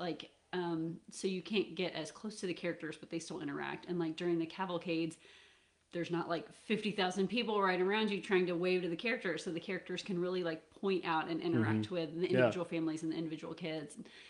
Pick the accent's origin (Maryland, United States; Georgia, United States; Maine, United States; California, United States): Georgia, United States; Atlanta; I grew up in the Atlanta area